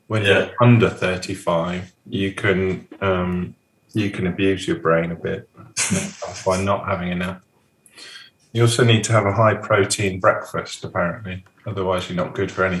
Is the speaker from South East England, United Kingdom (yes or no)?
no; Leicester, East Midlands, United Kingdom; now in Devon, United Kingdom; I'm not from Devon, so I can do it. I'm from Leicester